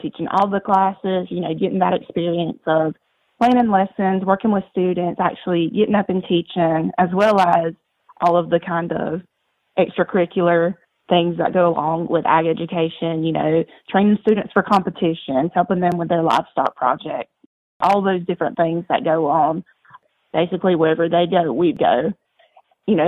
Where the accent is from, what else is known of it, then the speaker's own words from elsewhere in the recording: Douglas, Georgia, United States; I grew up in Douglas, Georgia, which is about 2 hours west of the Georgia coast